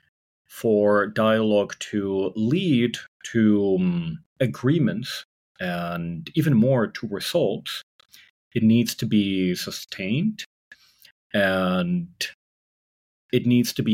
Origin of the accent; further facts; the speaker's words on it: San Francisco Bay Area, California, United States; I grew up in the San Francisco Bay Area